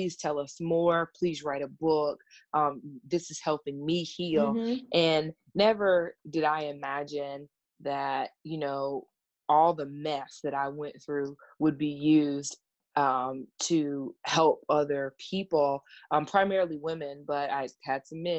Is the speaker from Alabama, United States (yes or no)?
no; South Carolina, United States; I am from South Carolina.